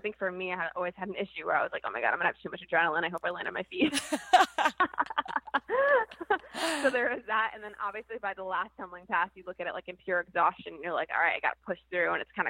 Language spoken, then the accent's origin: English; New Jersey, United States; moved away as an adult; now in Rhode Island, United States; I'm actually originally from New Jersey. So I moved to Rhode Island in 2008